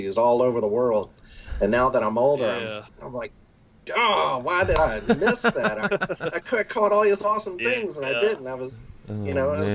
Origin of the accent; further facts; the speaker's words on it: Biloxi, Mississippi, United States; moved away; I came from Biloxi, Mississippi